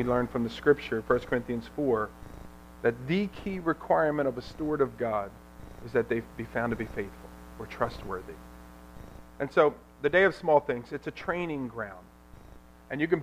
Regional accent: Ewing Township, New Jersey, United States; also born or lived in Lambertville, New Jersey; I grew up here in Ewing Township

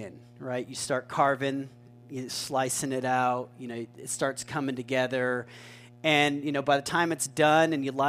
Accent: Albuquerque, New Mexico, United States; growing up in Albuquerque

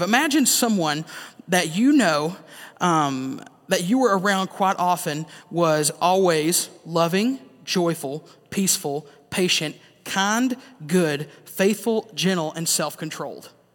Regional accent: the South, United States; growing up in the South

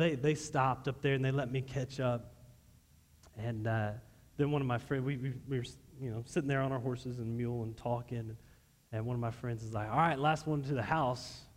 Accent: Texas, United States; I'm from Texas

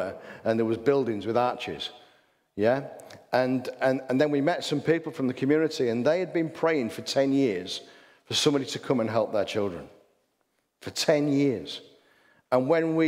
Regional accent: England, United Kingdom; I'm an English person.

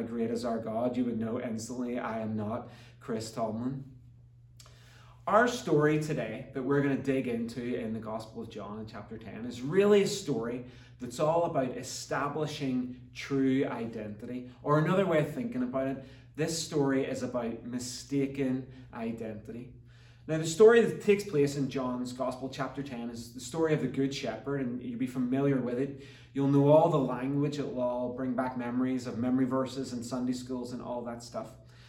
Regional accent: Ireland; now in Canada; When my wife and my kids and I moved from Ireland to Canada back in 2011, we actually lived for 4 years in Northwest Calgary.

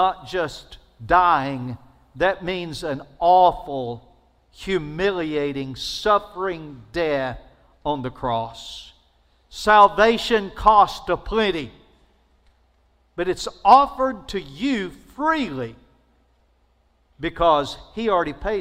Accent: Alabama, United States; I'm from Alabama.

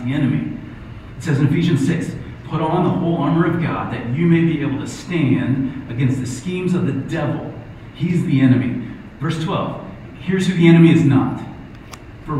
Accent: Ohio, United States; I'm from Ohio.

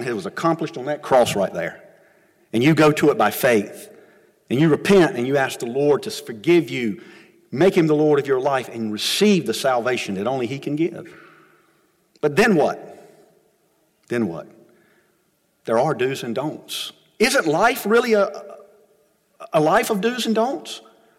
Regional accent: United States; we as Americans, and even as American followers of Christ

